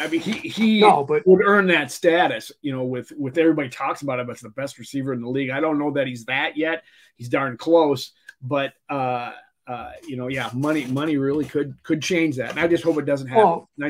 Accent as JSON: {"language": "English", "region": "Minnesota", "country": "United States", "said": "being the Minnesotan that I am"}